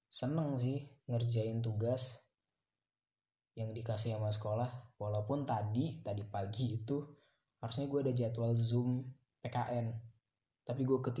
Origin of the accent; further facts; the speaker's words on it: Pangkal Pinang, Bangka Belitung Islands, Indonesia; kalau di kalau di kalau di kota gue di Pangkal Pinang udah bisa sih kayak nongkrong nongkrong